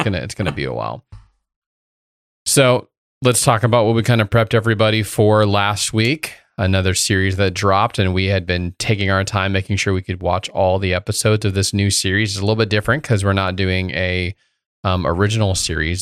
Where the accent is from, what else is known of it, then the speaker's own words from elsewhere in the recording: Indiana, United States; a kid growing up in Indiana